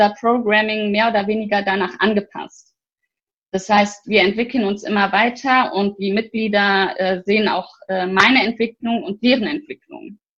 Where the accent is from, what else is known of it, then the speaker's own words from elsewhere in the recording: Bergisch Gladbach, North Rhine-Westphalia, Germany; Also, ich bin in Köln geboren, das hat aber aufgewachsen und ja, ich lebe in Bergisch Gladbach, seit ich denken kann.